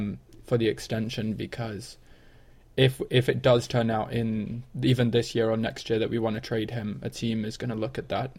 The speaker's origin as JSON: {"language": "English", "town": "Cleveland", "region": "Ohio", "country": "United States", "said": "I'm from Cleveland"}